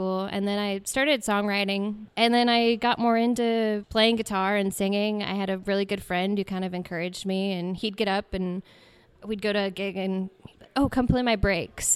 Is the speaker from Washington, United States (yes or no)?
yes; Spokane, Washington, United States; I was born and raised in Spokane for most of my life. I spent a little bit of time on the coast